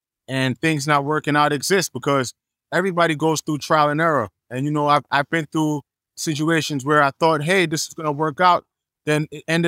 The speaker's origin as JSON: {"language": "English", "country": "Jamaica", "also_born_or_lived": "Atlanta / Los Angeles / New York", "moved": "yes", "lives_now": "Miami, United States", "said": "being Jamaican"}